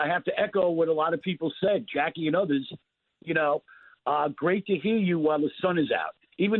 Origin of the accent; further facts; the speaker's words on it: Nassau County, New York, United States; now in North Myrtle Beach, United States; I'm from Nassau County